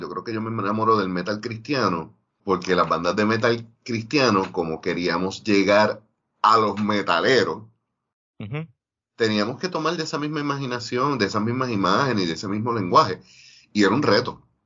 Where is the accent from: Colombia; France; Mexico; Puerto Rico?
Puerto Rico; Ponce; yo ser de Ponce